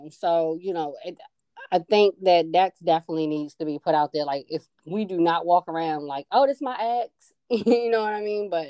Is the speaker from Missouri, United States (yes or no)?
no; New Jersey, United States; also born or lived in Baltimore; growing up in Jersey as well as in Baltimore, primarily high school, college, etc.